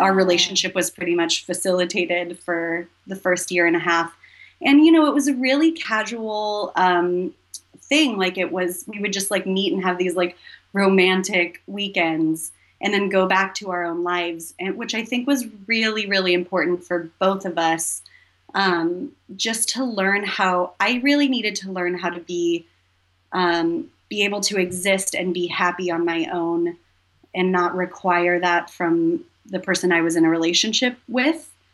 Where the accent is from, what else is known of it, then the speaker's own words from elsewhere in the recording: Humboldt County, Northern California, United States; moved away as an adult; now in Los Angeles, United States; I'm from Northern California, uh, like almost the Oregon border, Humboldt County